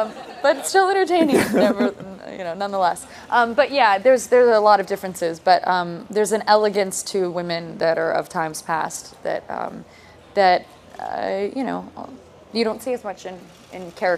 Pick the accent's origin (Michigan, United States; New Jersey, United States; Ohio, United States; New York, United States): New York, United States; I also like mumble and talk like I'm from Burbank, California, which... Everyone knows I'm from New York.